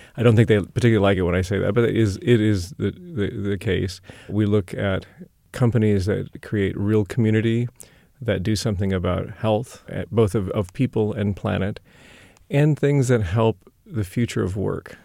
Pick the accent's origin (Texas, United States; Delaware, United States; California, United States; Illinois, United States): California, United States; Sacramento; also born or lived in Berkeley / Bay Area / Middle East / Europe; I'm from Sacramento originally.